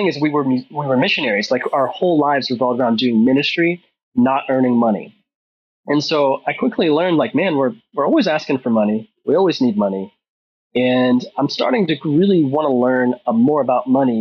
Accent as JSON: {"language": "English", "region": "Ohio", "country": "United States", "tie": "born or raised there", "said": "growing up in Ohio, there was a stigma on wealth"}